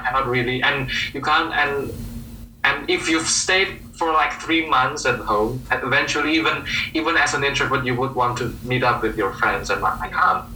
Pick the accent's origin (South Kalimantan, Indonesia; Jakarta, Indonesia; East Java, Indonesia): East Java, Indonesia; Surabaya; also born or lived in Melbourne, Australia; I'm from Surabaya.